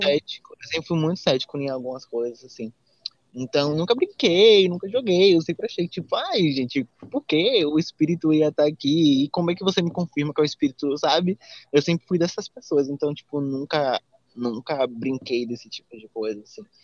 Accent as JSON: {"language": "Portuguese", "town": "Salvador", "region": "Bahia", "country": "Brazil", "said": "Nós somos de Salvador, somos da Bahia"}